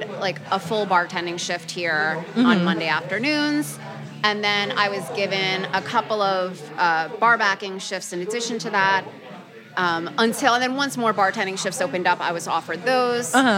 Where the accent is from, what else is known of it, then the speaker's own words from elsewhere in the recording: New York City, New York, United States; I grew up in Greenpoint, Brooklyn